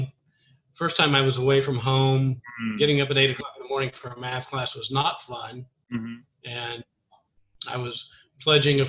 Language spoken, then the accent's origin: English; Memphis, Tennessee, United States; also born or lived in Texas / Japan / Hawaii; I grew up in Memphis, Tennessee, primarily